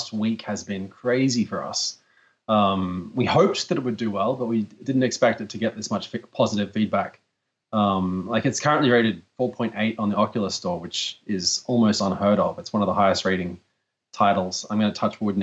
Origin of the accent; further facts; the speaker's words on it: Australia; I'm from Australia